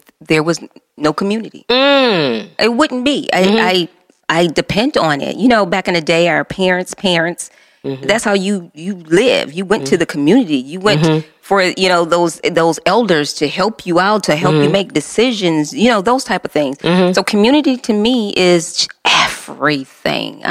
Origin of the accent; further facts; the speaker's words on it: Detroit, Michigan, United States; born and raised in Detroit